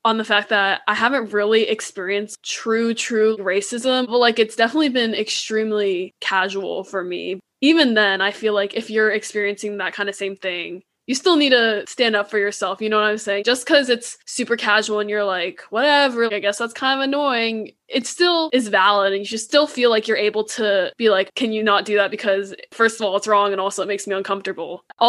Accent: United States; I would make jokes at my own expense about being Chinese American. Like, haha, like I eat dogs, I'm bad at driving, like my small eyes, haha.

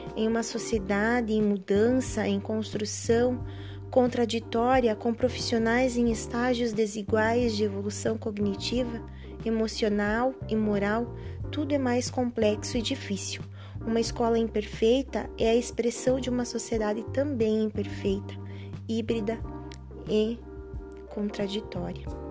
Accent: Capanema, Paraná, Brazil; sou de Capanema, Paraná

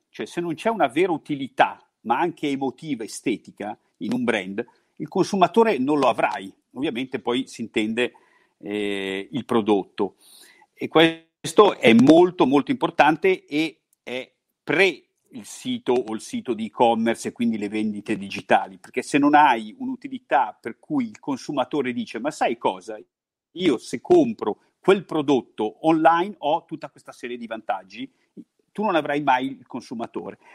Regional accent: Milan, Lombardy, Italy; Noi siamo molto milanesi

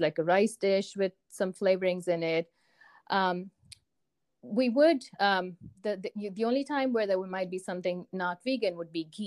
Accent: Chennai, Tamil Nadu, India; moved away as an adult; also born or lived in northwestern India / Ohio; now in United States; I grew up in a city called Chennai in the south of India. That's where I was born. And I lived there until after high school.

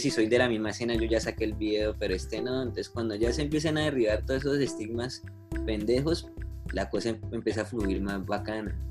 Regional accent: Colombia; nosotros como colombianos, como sociedad

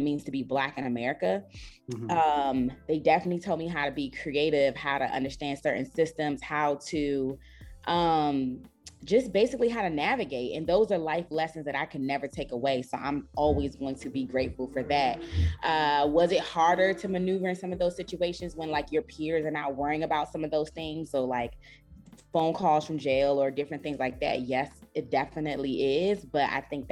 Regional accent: Washington, D.C. area, Prince George's County, Maryland, United States; also born or lived in Sierra Leone; I grew up in the Washington, D.C. area and mostly in PG County, went to Suitland High School

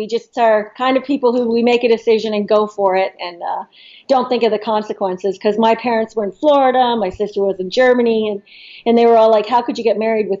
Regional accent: Toronto, Ontario, Canada; Well, we're … we're from Toronto, Ontario, Canada

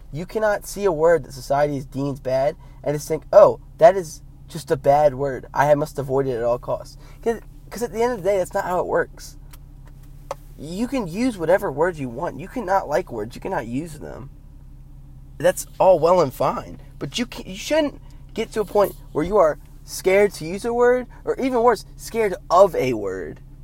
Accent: United States; me as an American

